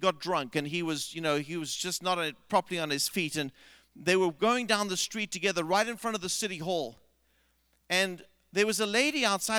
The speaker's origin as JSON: {"language": "English", "country": "South Africa", "tie": "born or raised there", "said": "I grew up in South Africa, and we had a high school teacher."}